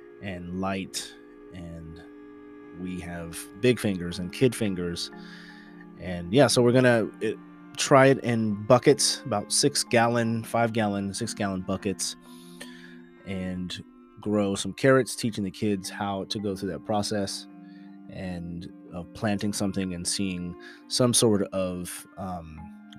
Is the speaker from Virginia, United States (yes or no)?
no; the Bay Area, California, United States; We are from the Bay, and we've been Niners fans from around the way